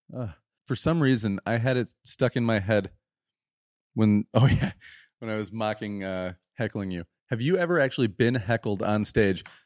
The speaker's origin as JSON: {"language": "English", "region": "West Michigan", "country": "United States", "said": "we're from West Michigan"}